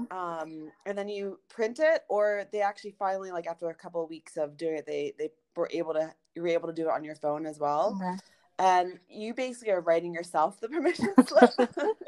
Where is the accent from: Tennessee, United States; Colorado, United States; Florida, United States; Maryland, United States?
Maryland, United States; Baltimore; moved away as an adult; also born or lived in Los Angeles / New York; now in Paris, France; I'm from Baltimore. I lived in New York.